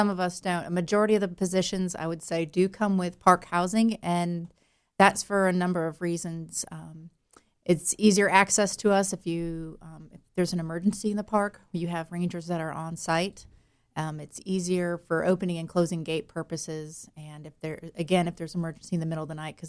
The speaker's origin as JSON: {"language": "English", "town": "Chicago", "region": "Illinois", "country": "United States", "accent": "Chicago", "lives_now": "North Carolina, United States", "said": "No, I'm from Chicago, which is the only time you'll hear that accent anymore is when I have to say Chicago. Otherwise, I apparently sound North Carolinian, which is a good thing."}